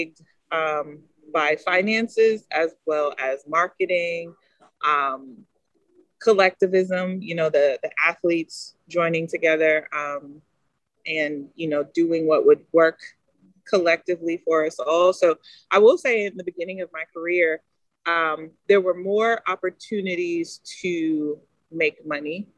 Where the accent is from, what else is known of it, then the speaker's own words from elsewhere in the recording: United States; also born or lived in Texas; an American athlete